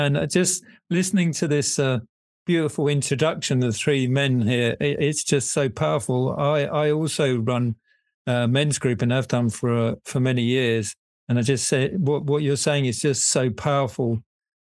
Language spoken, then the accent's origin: English; England, United Kingdom; now in Netherlands; I'm English, I live in the Netherlands